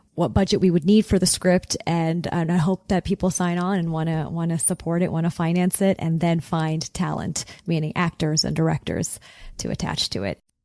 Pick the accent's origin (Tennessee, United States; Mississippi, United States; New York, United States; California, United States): California, United States; Southern; growing up in Southern California